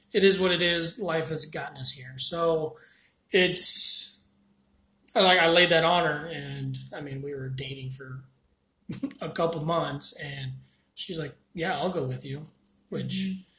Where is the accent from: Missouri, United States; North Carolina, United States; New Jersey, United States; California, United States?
Missouri, United States; Columbia; now in St. Louis, United States; I'm from Columbia area, Missouri. And long story short, I ended up in St. Louis